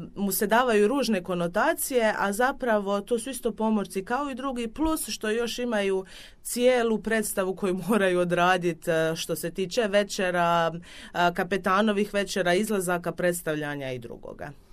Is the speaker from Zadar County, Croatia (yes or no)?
no; Dubrovnik, Dubrovnik-Neretva County, Croatia